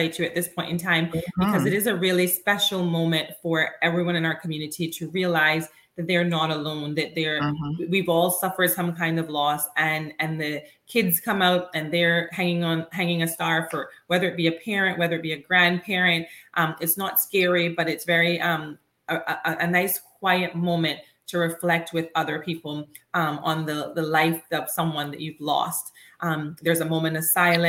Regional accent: Cayman Islands; growing up in the Cayman Islands and knowing a lot of people here

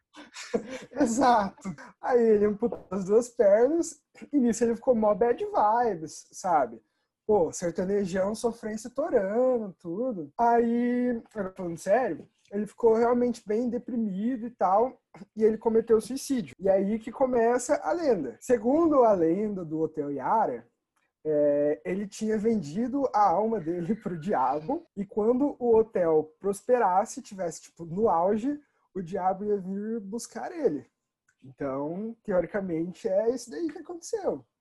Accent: Bandeirantes, Paraná, Brazil; eu vivi minha vida inteira em Bandeirantes

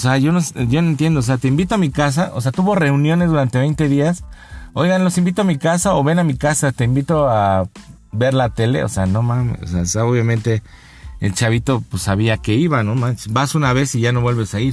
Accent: Mexico City, Mexico; como buen chilanguense, como buen habitante de esta ciudad, de esta urbe

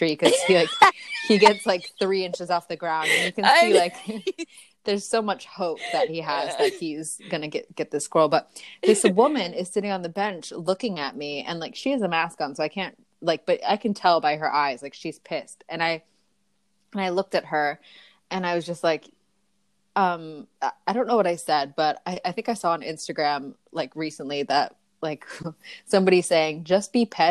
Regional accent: Westchester, New York, United States; moved away as an adult; also born or lived in Michigan / Los Angeles; now in London, United Kingdom; I'm from New York originally, from Westchester, which is about 45 minutes north of Manhattan.

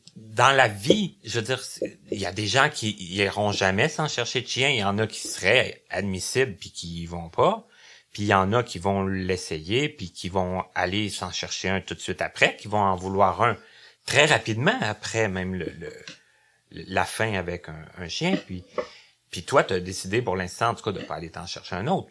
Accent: Abitibi, Quebec, Canada; now in Longueuil, Canada; je viens de l'Abitibi, mais ça fait quand même depuis 94 que je demeure à Longueuil.

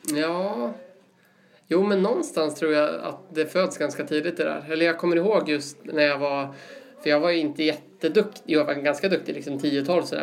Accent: Uppsala, Uppsala County, Sweden; also born or lived in Sandviken; uppvuxen i Uppsala, eh, bor där fortfarande

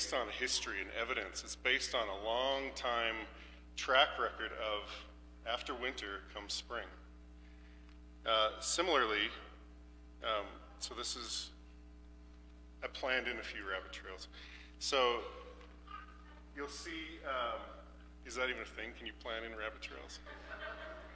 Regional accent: Canada; moved away; I'm from Canada. We do farming

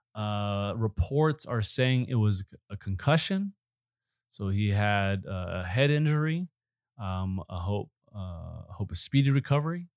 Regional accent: Chicago, Illinois, United States; I was born right around Chicago

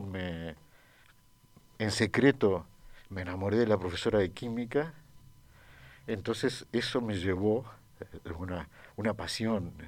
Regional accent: Uruguay; yo crecí en Uruguay

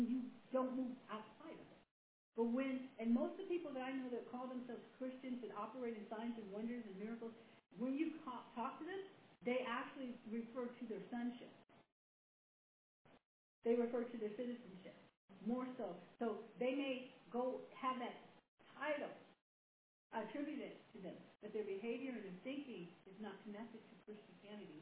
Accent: United States; I'm an American

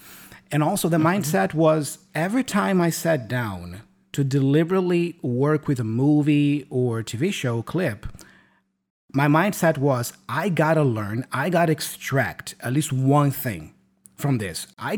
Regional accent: São Paulo, Brazil; English is a second language; And it's going to be held in São Paulo. Yeah, my hometown.

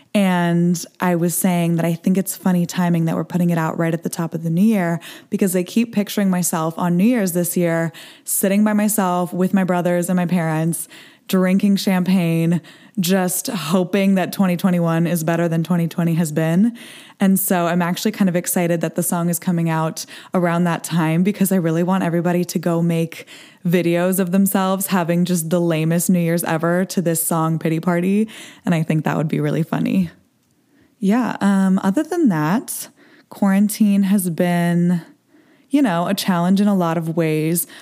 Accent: Los Angeles, California, United States; I am a singer songwriter born and raised in Los Angeles

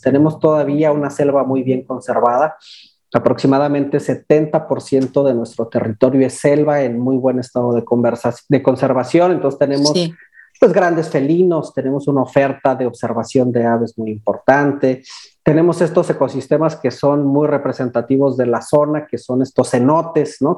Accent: Mexico City, Mexico; moved away as an adult; now in Cancún, Mexico; yo soy originario de Ciudad de México eh, y tengo cerca de 18 años viviendo aquí en Cancún.

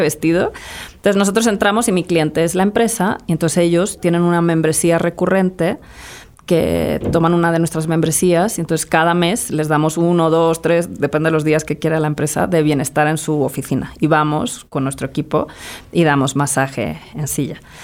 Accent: Madrid, Community of Madrid, Spain; moved away as an adult; also born or lived in United States; now in Mexico; yo crecí en Madrid

